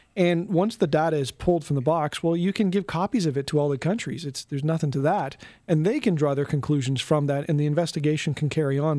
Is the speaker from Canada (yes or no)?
yes; Canada; as a Canadian